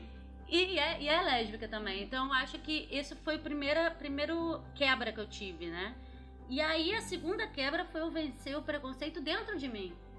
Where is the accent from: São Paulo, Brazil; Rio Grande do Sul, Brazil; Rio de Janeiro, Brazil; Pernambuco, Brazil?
Rio de Janeiro, Brazil; eu sou do Rio mesmo. E minha infância foi basicamente, eu estudava no, numa escola no Rio